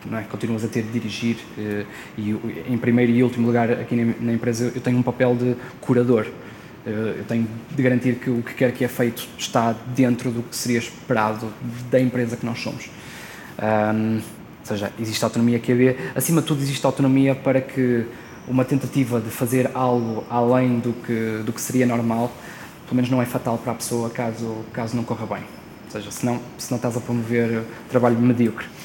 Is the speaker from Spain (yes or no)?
no; Porto, Norte, Portugal; nós somos do Porto, ou, ou pelo menos perto do Porto